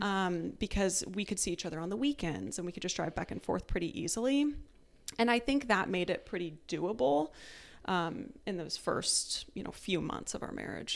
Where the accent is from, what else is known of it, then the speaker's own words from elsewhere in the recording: Tucson, Arizona, United States; moved away as an adult; also born or lived in Maryland; I am from Tucson, Arizona. I lived there my whole life until I also went to the academy